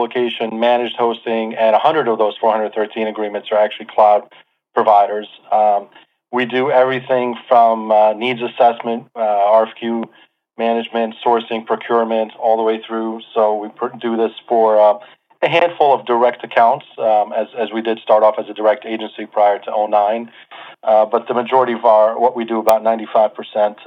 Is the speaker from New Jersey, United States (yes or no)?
yes; New Jersey, United States; born or raised there; also born or lived in Beirut, Lebanon / Manhattan, New York